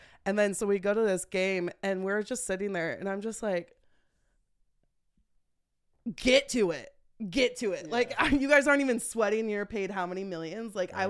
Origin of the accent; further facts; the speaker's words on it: Concord, California, United States; moved away as an adult; now in Las Vegas, United States; I'm originally from Concord. Okay. Yeah. Okay. So I grew up out there before they had money out there.